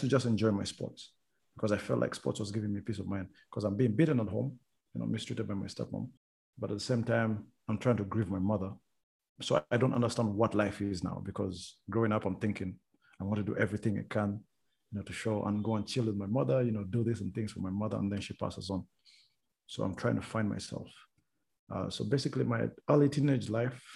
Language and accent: English; Rwanda; moved away; also born or lived in Uganda; I'm from Rwanda